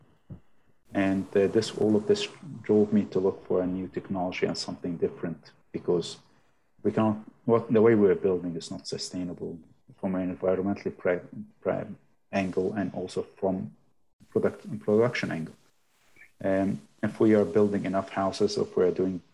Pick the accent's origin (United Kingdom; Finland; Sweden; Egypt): Egypt; moved away as an adult; also born or lived in Dubai / China; now in Hamilton, New Zealand; I'm originally from Egypt. I have a degree in architectural engineering, and I worked in Egypt, Dubai, China, and I moved to New Zealand in 2015.